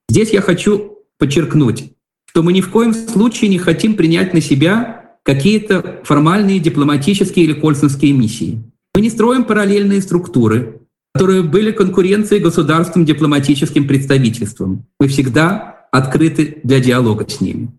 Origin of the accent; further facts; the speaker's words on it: Belarus; moved away; мы Белорусы, разбросанные по миру